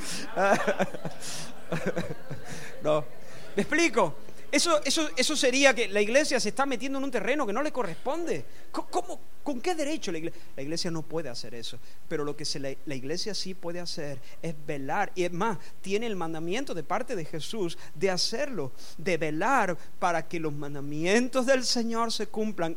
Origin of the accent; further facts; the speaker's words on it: Córdoba, Andalusia, Spain; Yo soy español de nacimiento, nací en Córdoba y soy español de nacimiento